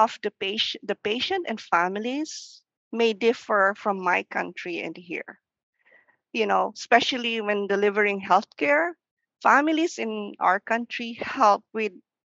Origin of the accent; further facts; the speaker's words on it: Philippines; English is a second language; moved away as an adult; now in United States; English is still our second language. I came from the Philippines.